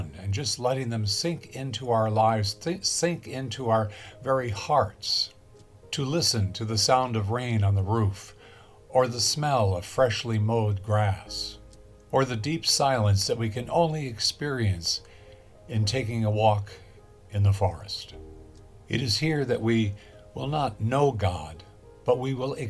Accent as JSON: {"language": "English", "town": "Los Angeles", "region": "California", "country": "United States", "tie": "born or raised there", "said": "I grew up in Los Angeles, and in the 1950s"}